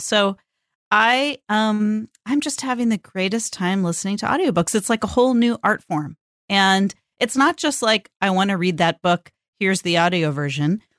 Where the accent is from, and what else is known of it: California, United States; born or raised there; now in Portland, United States